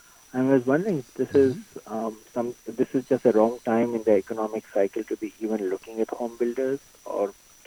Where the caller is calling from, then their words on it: San Jose, California, United States; I'm from San Jose.